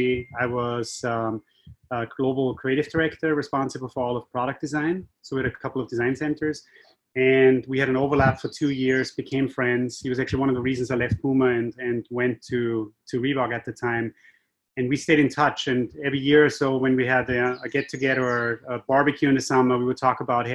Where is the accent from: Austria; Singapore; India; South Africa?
Austria; accent: Austrian; moved away as an adult; also born or lived in Asia; now in Boston, United States; My accent is Austrian. I'm from Europe originally